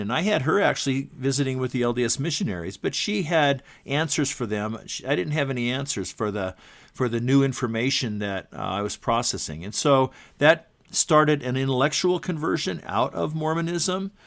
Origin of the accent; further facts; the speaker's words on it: Southern California, United States; also born or lived in Utah; I was born in Utah, but, um, shortly after that, my family lived all around the West. And from third grade on, I grew up in Southern California